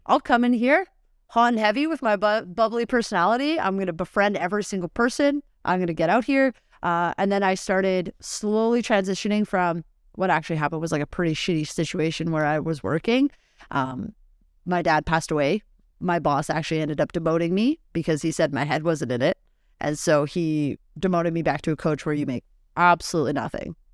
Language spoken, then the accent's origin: English; Nelson, British Columbia, Canada; moved away as an adult; So I was living in B C, and so I grew up actually in Nelson, B C. I moved here, uh, February twenty twenty.